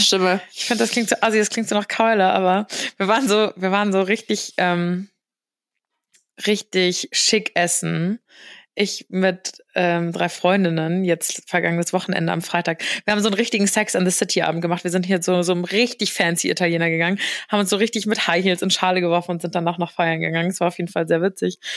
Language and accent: German; near Frankfurt, Hesse, Germany; Ist ja nur in der Nähe von Frankfurt